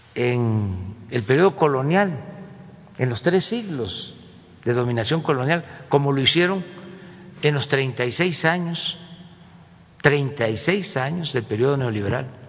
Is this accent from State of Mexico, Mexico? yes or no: no; Tabasco, Mexico; moved away as an adult; now in Mexico City, Mexico; siendo tabasqueño de origen